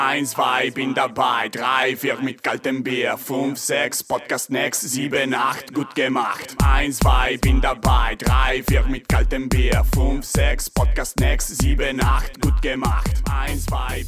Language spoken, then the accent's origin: Portuguese; Brazil; now in Germany; como brasileiros